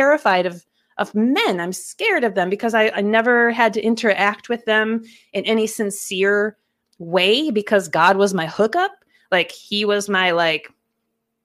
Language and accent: English; Minnesota, United States; I grew up here in Minnesota and was raised in a pretty evangelical Midwestern family